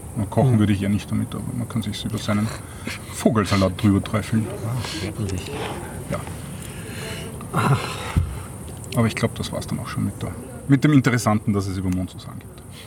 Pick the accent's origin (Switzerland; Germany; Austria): Austria; Waldviertel, Lower Austria; now in Vienna, Austria; ursprünglicher Waldviertler